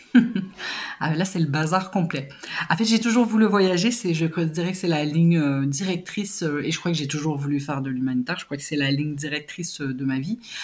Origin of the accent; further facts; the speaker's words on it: Montreal, Quebec, Canada; moved away as an adult; also born or lived in Switzerland / Belgium / Haiti; grandi à Montréal, en métropole